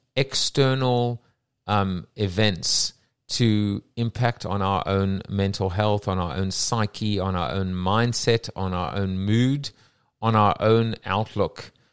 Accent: England, United Kingdom; as an Englishman with a, with an English wife, an English kids living in England

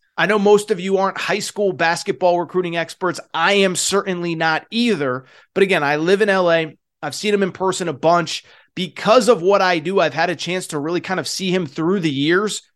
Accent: Connecticut, United States; growing up in Connecticut

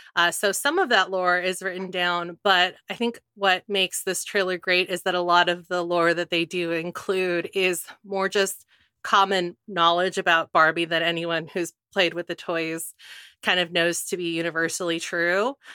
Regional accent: California, United States; I grew up in California

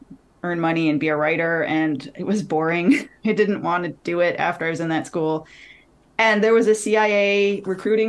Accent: Detroit, Michigan, United States; moved away as an adult; also born or lived in Washington, D.C.; my hometown of Detroit

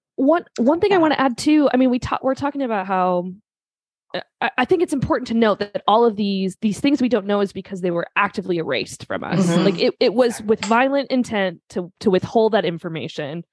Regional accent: Minnesota, United States; I'm from Minnesota, so my vowels sound ridiculous

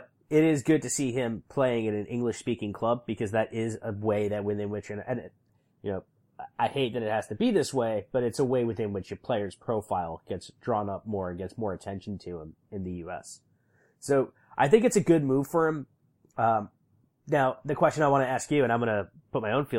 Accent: New York, United States; my hometown team in New York, the Red Bulls

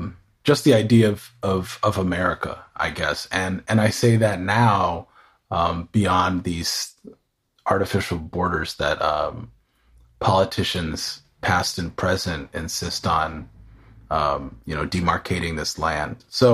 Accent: San Diego, California, United States; also born or lived in Houston, United States / New York, United States / North Carolina, United States; But I grew up around the United States, early childhood in Southern California, south of here in San Diego. And also after that, spent time in Texas, in Houston, Texas, and then upstate New York.

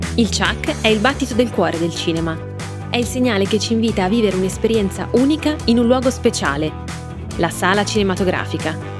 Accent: Milan, Lombardy, Italy; io sono milanese, si sente

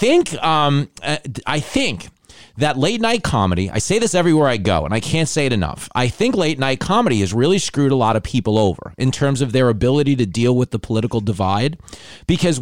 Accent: New York, United States; accent: mook accent; as a New Yorker

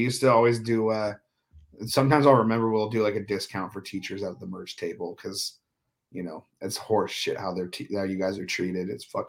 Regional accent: Dublin, California, United States; also born or lived in Oakland; I was born in Oakland, California, and then I moved to Dublin in the 90s when I was like two or three. And so that's about 20 minutes from Oakland. So, yeah, I grew up.

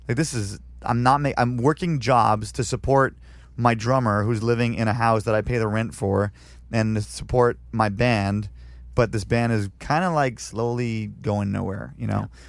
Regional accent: Canada; moved away as an adult; now in San Diego, United States; I'm still a Canadian citizen

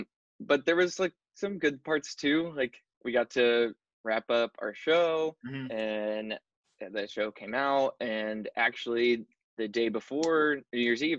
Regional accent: Arkansas, United States; moved away as an adult; also born or lived in Anniston, Alabama; now in Los Angeles, United States; I was born in Anniston, Alabama, actually. Oh, Alabama, and then you lived. Yeah. Okay. Yeah, and then like went to high school and everything in Arkansas.

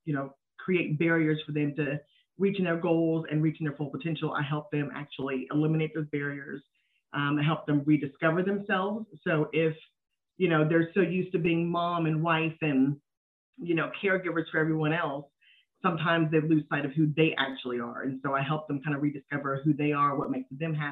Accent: Dallas, Texas, United States; also born or lived in Philadelphia, Pennsylvania; We live in Dallas, Texas, so we've been here pretty much forever

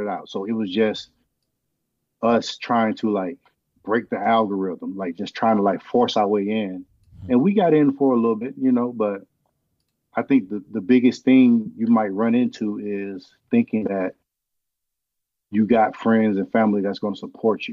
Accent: Georgia, United States; moved away; I haven't seen my family, because I'm from Georgia

